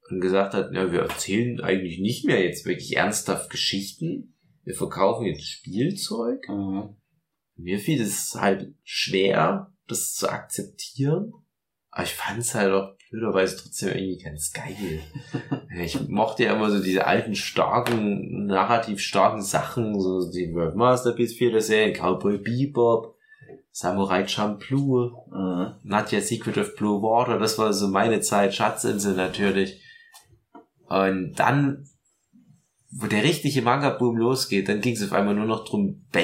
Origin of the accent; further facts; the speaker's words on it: Chemnitz, Saxony, Germany; bei uns in Chemnitz